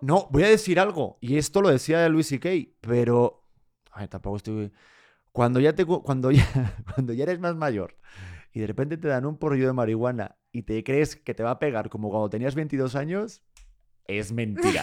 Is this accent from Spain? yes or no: yes; Spain; moved away as an adult; now in Mexico; soy de España